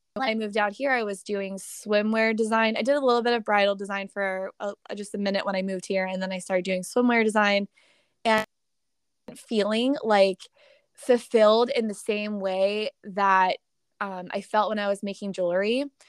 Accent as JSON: {"language": "English", "town": "Pittsburgh", "region": "Pennsylvania", "country": "United States", "tie": "born or raised there", "also_born_or_lived": "New York City / California", "moved": "as an adult", "said": "I moved home to my hometown of Pittsburgh, Pennsylvania"}